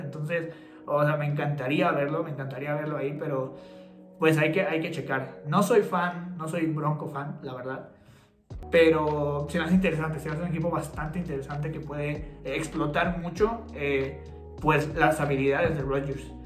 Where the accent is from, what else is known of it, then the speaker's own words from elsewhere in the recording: Toluca, State of Mexico, Mexico; somos de Toluca